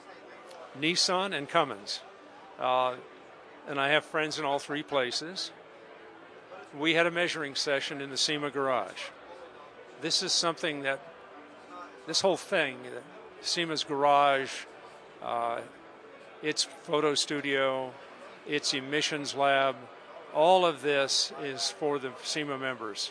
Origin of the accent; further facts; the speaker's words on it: United States; I'm an American.